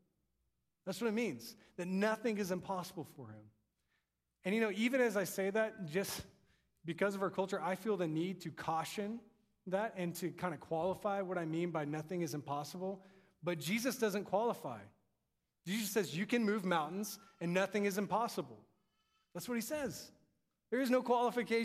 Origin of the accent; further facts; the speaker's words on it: Texas, United States; my accent. I tell him I'm from Texas